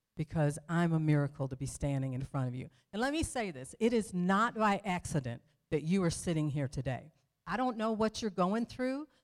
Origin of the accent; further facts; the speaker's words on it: Detroit, Michigan, United States; moved away; I was raised right on the border of Detroit and Melvindale, so I'm from Detroit, Michigan